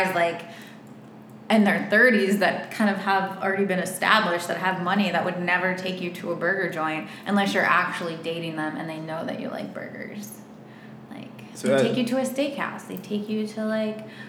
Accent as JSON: {"language": "English", "region": "West Virginia", "country": "United States", "tie": "born or raised there", "moved": "as an adult", "lives_now": "Miami, United States", "said": "I'm from West Virginia. Back then, I could pull out my sweet accent and I'd be like, oh, my whole pitch was like, I'm this sweet girl from West Virginia, grew up on a farm."}